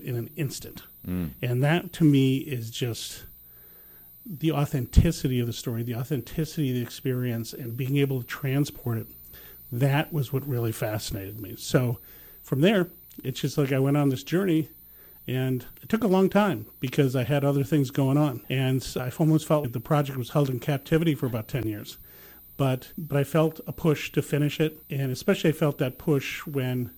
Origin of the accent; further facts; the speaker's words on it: Dubuque, Iowa, United States; also born or lived in San Francisco; now in St. Louis, United States; I grew up in Dubuque, Iowa, went through the Catholic school system up there